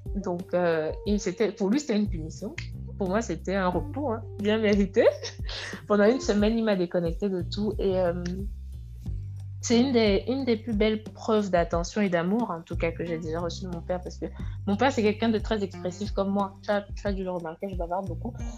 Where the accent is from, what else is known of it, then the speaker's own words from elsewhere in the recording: West Cameroon, Cameroon; moved away as an adult; also born or lived in Senegal; now in France; je suis originaire de l'ouest du Cameroun